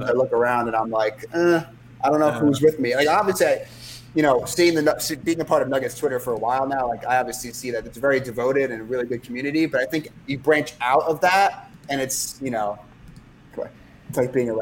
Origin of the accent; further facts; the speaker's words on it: New York, United States; I'm from New York